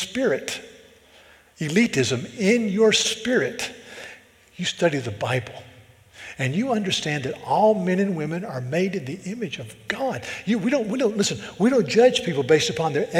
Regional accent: the South, United States; now in Charleston, United States; I'm from the South

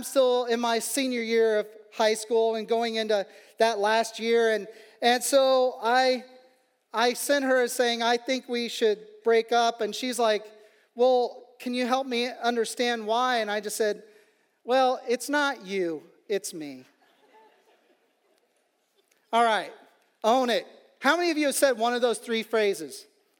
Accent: Kansas City, Kansas, United States; where I was from the Kansas City, Kansas side of things

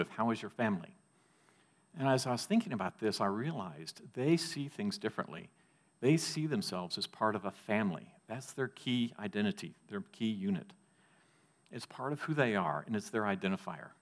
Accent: Texas, United States; Growing up in Texas

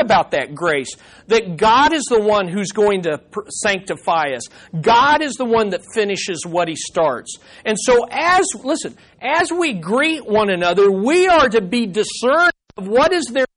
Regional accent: United States; as an American Christian

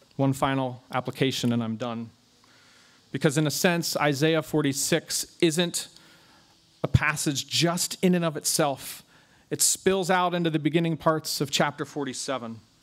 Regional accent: United States; ourselves as American Christians

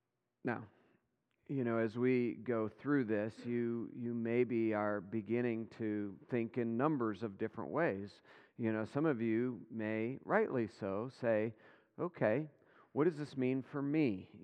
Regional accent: Michigan, United States; Remember this even as a young man growing up in West Michigan.

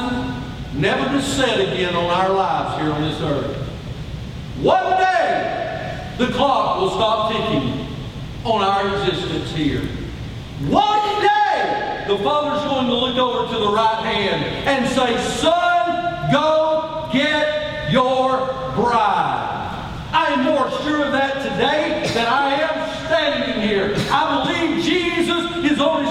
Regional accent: Atlanta, Georgia, United States; I was born on a beautiful, crisp October Sunday in downtown Atlanta

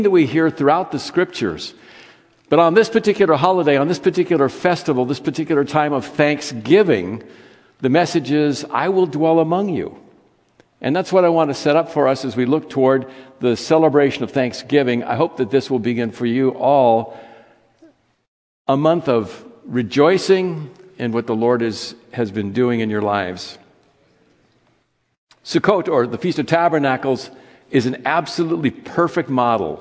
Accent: California, United States; As a child, I grew up in Judaism. I grew up in a synagogue in California

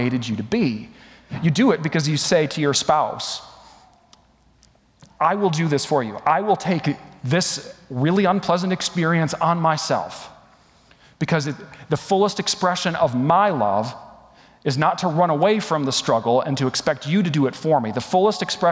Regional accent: West Michigan, United States; moved away as an adult; also born or lived in Atlanta, Georgia; my hometown in West Michigan

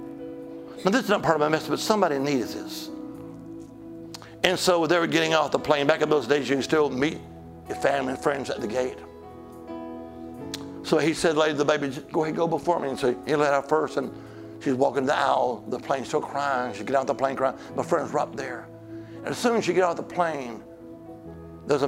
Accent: Alabama, United States; now in Virginia, United States; I'm originally from Alabama, the Holy Land

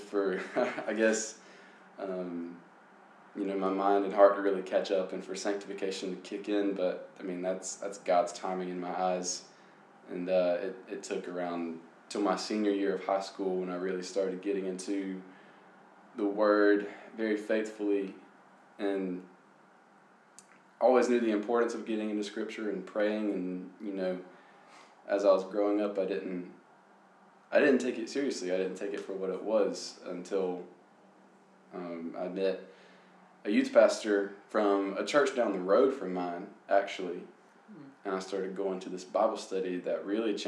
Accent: Lancaster, South Carolina, United States; now in Columbia, United States; I'm from Lancaster, South Carolina

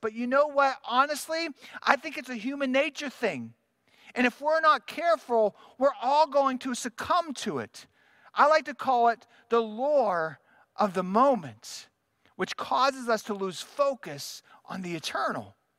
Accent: United States; as American Christians

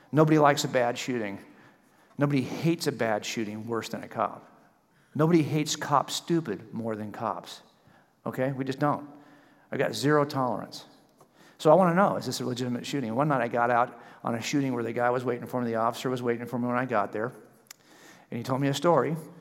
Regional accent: California, United States; I'm from California

